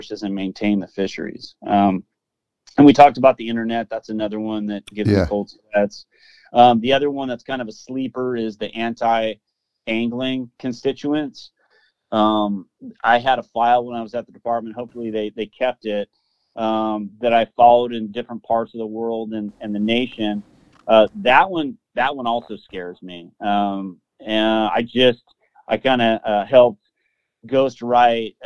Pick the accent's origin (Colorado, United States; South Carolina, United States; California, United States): California, United States; when I was growing up in California